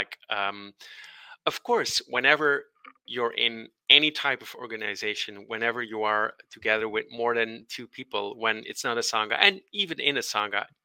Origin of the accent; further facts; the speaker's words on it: Belgium; also born or lived in Brussels, Belgium; we're from Belgium